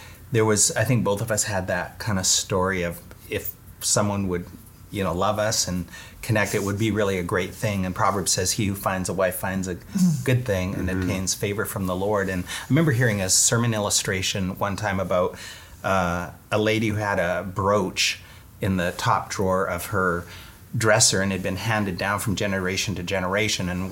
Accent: Vancouver, British Columbia, Canada; moved away as an adult; also born or lived in Calgary / Nashville, Tennessee; now in Toronto, Canada; I'm from Vancouver

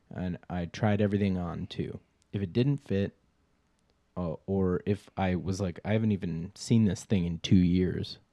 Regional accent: Minnesota, United States; I'm from Minnesota.

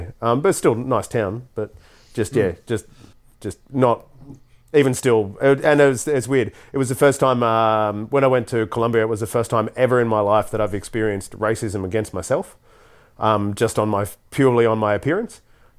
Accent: Australia; I was from Australia

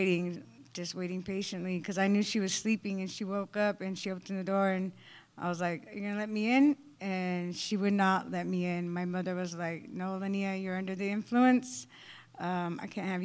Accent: Arizona, United States; I'm from Arizona

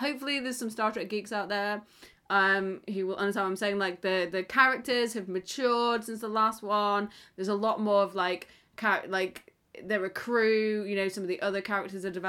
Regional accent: United Kingdom; I'm British

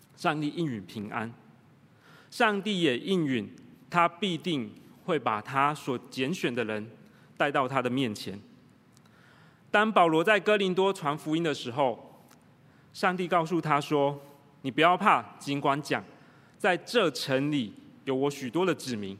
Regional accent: Tainan, Taiwan; moved away; also born or lived in United Kingdom; 我在台南长大

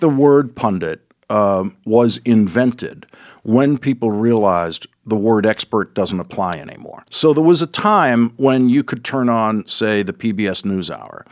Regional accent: Boston, Massachusetts, United States; accent: Boston

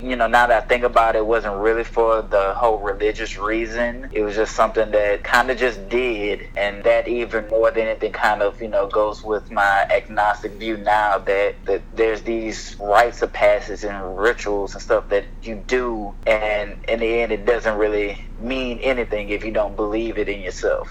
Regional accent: Houston, Texas, United States; I grew up in Houston

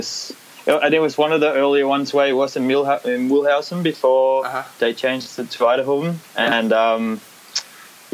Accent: Denmark; moved away; I'm from Denmark

